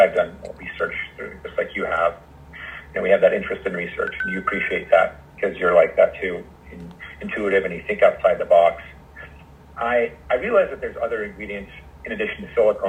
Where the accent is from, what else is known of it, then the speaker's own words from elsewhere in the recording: Los Angeles, California, United States; moved away as an adult; also born or lived in New York; I'm from Los Angeles, and I ended up going back home to start my own private practice